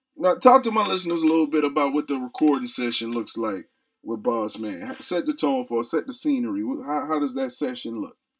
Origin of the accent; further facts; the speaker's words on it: Charleston, South Carolina, United States; I'm actually from Charleston, South Carolina, a little country area as well